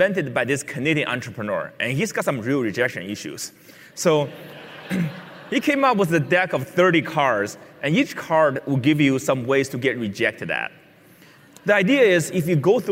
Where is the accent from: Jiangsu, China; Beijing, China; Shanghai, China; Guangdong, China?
Beijing, China; When I was a six-year-old, I grew up in Beijing, China